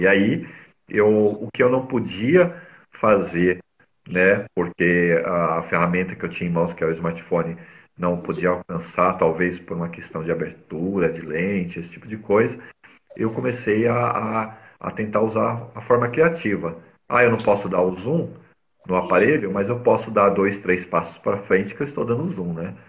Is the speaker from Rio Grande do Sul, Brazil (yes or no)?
no; São Paulo, Brazil; Eu nasci, é, sou paulistano, nasci aqui na capital de São Paulo